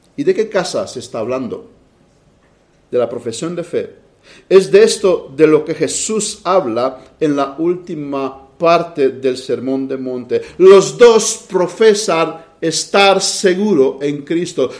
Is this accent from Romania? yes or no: yes; Romania; moved away; las vacaciones que tuve en mi país.